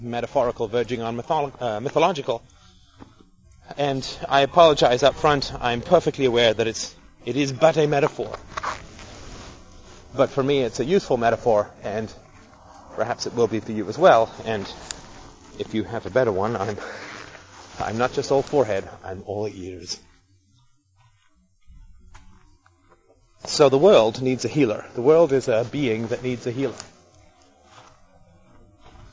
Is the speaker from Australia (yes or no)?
no; United Kingdom; being British